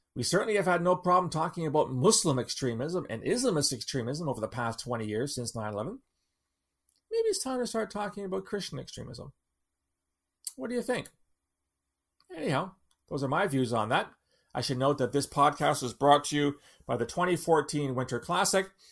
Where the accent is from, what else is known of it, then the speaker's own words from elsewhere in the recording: London, Ontario, Canada; my hometown in London, Ontario